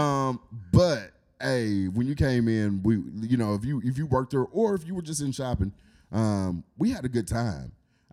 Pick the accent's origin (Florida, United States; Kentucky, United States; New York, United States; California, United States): Kentucky, United States; Paducah; here in Paducah is my hometown